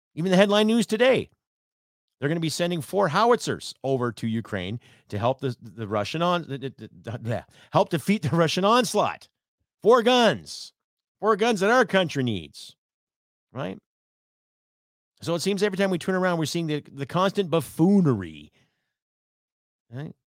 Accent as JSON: {"language": "English", "country": "Canada", "said": "I'm Canadian"}